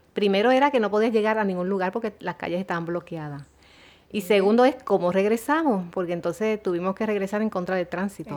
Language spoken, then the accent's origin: Spanish; San Juan, Puerto Rico; yo somos del área de San Juan